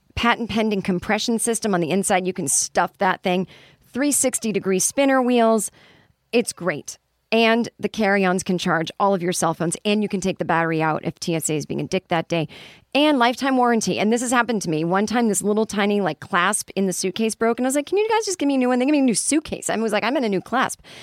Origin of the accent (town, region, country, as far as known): United States; also born or lived in Los Angeles